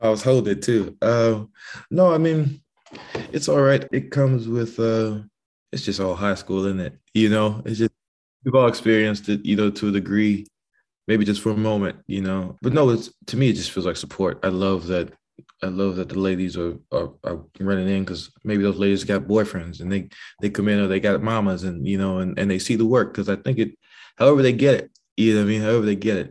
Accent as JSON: {"language": "English", "region": "the American South", "country": "United States", "said": "As a Southern man"}